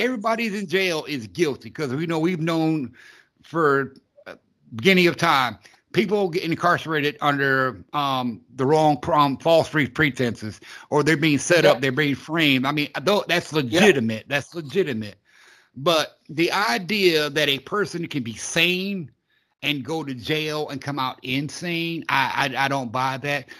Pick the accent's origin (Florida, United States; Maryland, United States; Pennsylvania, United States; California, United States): Florida, United States; I'm a southerner. I'm from Florida